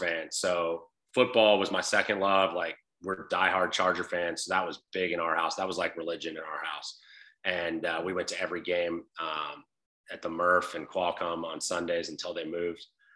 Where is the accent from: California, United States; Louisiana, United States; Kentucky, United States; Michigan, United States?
California, United States; Southern; I'm from Southern California